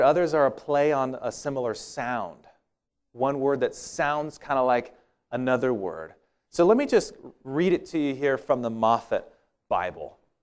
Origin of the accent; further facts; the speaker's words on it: Walla Walla, Washington, United States; where I grew up in Walla Walla